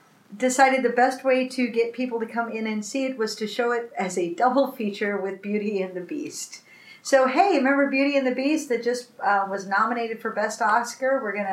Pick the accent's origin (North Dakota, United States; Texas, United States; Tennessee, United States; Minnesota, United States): Minnesota, United States; Minneapolis; I'm from Minneapolis